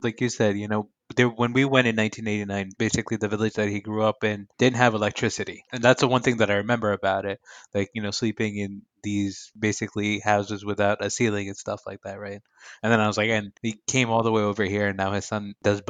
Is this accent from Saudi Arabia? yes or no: yes; Saudi Arabia; I still feel a lot of pride in the fact that I grew up in Saudi Arabia, and obviously I have a lot of Pakistani pride.